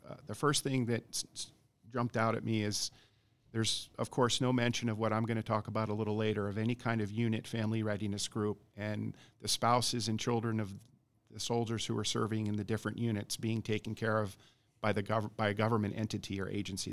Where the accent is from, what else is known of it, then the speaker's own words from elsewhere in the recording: Montana, United States; also born or lived in Germany / Middle East; now in Bloomington, Indiana, United States; I'm originally from Montana